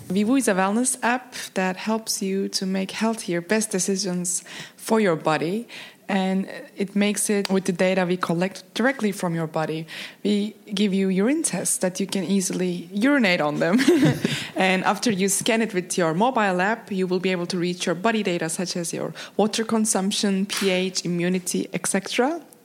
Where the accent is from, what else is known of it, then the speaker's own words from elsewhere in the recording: Turkey; I'm from Turkey